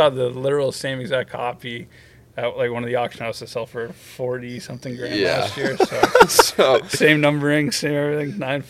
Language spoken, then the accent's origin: English; just outside of Portland, Maine, United States; moved away; I grew up just outside of Portland, Maine.